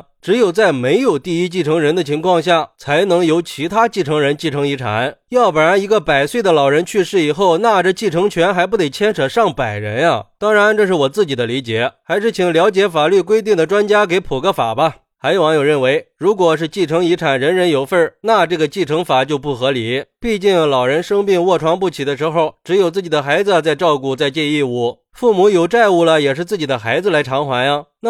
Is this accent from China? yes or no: yes; China; 我们中国人向来是重视亲情，法律意识都比较淡薄